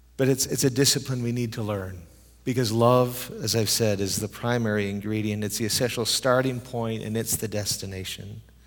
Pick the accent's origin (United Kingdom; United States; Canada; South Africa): Canada; moved away as an adult; also born or lived in Europe; I'm a Canadian who lived in Europe for thirteen years